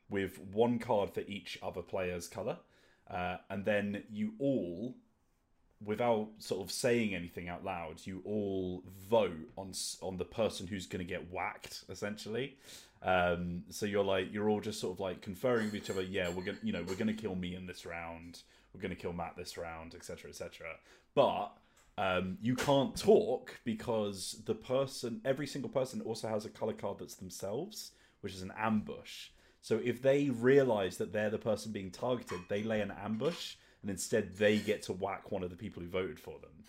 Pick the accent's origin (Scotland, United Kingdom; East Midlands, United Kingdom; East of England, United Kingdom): East of England, United Kingdom; Luton; I'm from Luton.